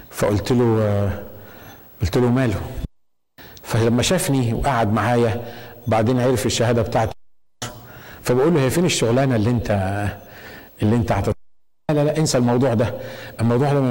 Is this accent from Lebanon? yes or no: no; Egypt; moved away as an adult; لما جيت جديد من من من مصر